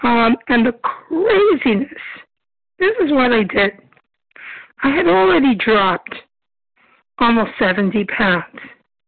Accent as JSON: {"language": "English", "town": "Brooklyn", "region": "New York", "country": "United States", "said": "Brooklyn, New York."}